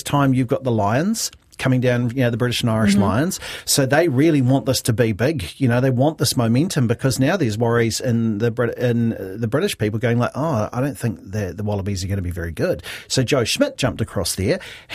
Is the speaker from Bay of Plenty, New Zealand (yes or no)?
no; Hastings, Hawke's Bay, New Zealand; as a kid growing up in Hastings